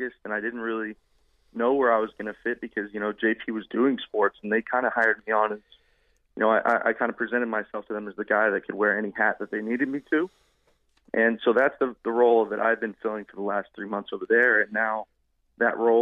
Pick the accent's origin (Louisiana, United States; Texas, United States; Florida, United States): Florida, United States; Apopka; I born and raised in Apopka, grew up in right outside the city limits, right over there in Longwood, Apopka area